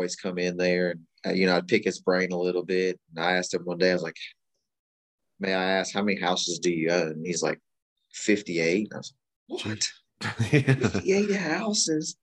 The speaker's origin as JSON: {"language": "English", "area": "Kanawha County", "region": "West Virginia", "country": "United States", "tie": "born or raised there", "said": "We're both born and raised here in West Virginia and, you know, primarily Kanawha County. I'm from Austin's West Side"}